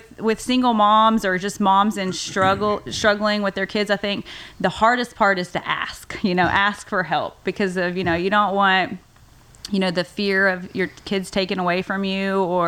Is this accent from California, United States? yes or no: no; Waco, Texas, United States; I grew up here in Waco, actually on the outskirts in Bosqueville, little town, Bosqueville.